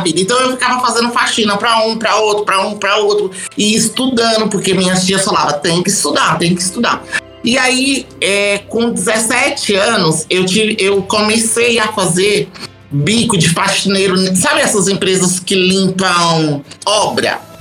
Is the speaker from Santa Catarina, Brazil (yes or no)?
no; Morro do Chapéu, Bahia, Brazil; now in São Paulo, Brazil; Eu sou da Bahia, eu sou de Morro do Chapéu, lá na Chapada Diamantina